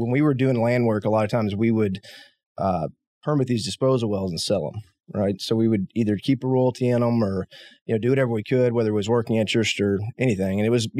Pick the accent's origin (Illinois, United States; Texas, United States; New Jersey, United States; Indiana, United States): Texas, United States; Abilene; So I grew up in West Texas, grew up in Abilene, as we just talked about.